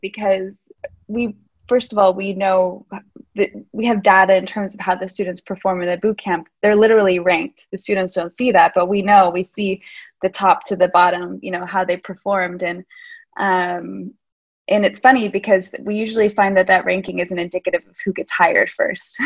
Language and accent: English; United States; moved away as an adult; now in Lisbon, Portugal; I'm American. I've been living in Lisbon for the last seven years